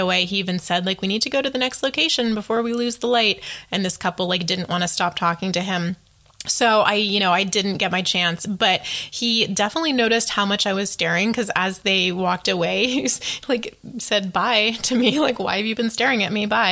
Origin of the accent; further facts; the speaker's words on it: United States; as an American